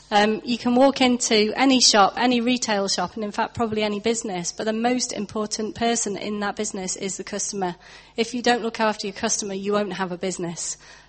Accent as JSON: {"language": "English", "town": "Nantwich", "region": "North West England", "country": "United Kingdom", "tie": "born or raised there", "also_born_or_lived": "Northern Ireland", "moved": "yes", "said": "And Nantwich, where I'm from, and there are some people here from Nantwich, it's quite an affluent sort of middle-class market town sort of a place."}